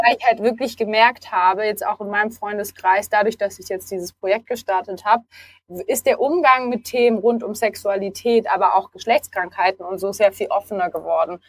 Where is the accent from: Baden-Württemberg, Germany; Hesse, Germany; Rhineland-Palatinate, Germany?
Baden-Württemberg, Germany; Stuttgart; moved away as an adult; now in Berlin, Germany; ich komme ursprünglich nicht aus Berlin. Ich bin Stuttgarterin, also die bekannte Schwäbin, die vor vier Jahren nach Berlin gezogen ist